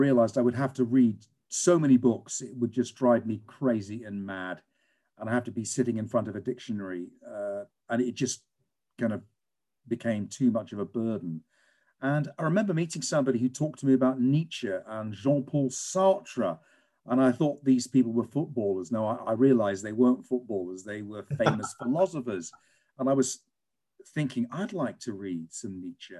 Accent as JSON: {"language": "English", "region": "England", "country": "United Kingdom", "tie": "born or raised there", "said": "I grew up in England, and I grew up in a non-Christian family"}